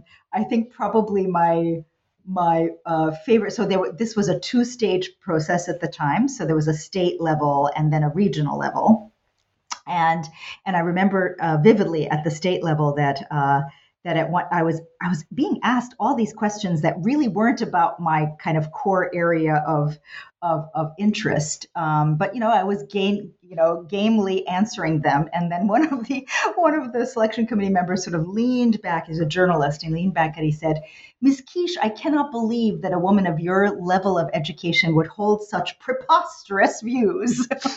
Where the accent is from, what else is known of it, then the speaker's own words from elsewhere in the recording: New York City, New York, United States; also born or lived in New Jersey / Virginia; So I'm the American kid, you know, born in New York City. I grew up there and in New Jersey and then ultimately Virginia